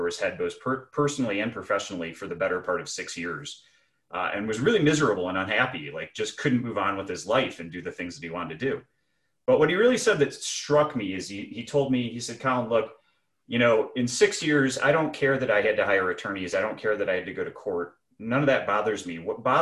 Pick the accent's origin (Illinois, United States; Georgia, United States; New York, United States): Illinois, United States; Chicago; also born or lived in Jackson, Mississippi; I'm originally from Chicago, so when I was done at Butler Snow, I came back up to Chicago